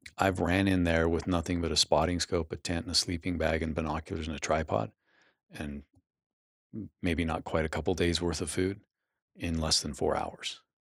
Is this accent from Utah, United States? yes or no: yes; Utah, United States; growing up in Utah in the eighties